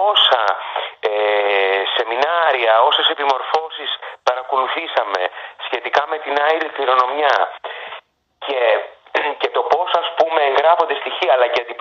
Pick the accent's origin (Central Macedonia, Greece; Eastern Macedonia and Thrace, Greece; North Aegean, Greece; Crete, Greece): North Aegean, Greece; Lemnos; born or raised there